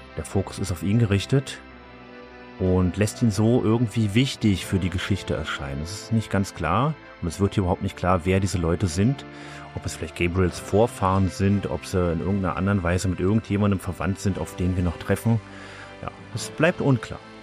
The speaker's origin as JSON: {"language": "German", "country": "Germany", "said": "als Deutscher"}